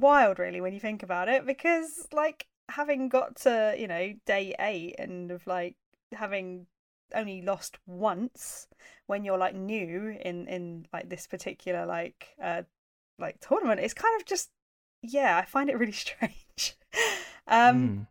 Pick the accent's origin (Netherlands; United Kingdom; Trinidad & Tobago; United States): United Kingdom; we're three British sumo fans